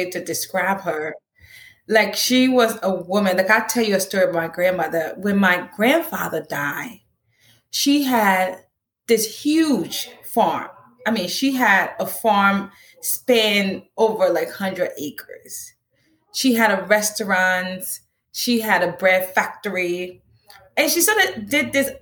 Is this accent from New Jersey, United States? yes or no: yes; New Jersey, United States; I'm a Jersey girl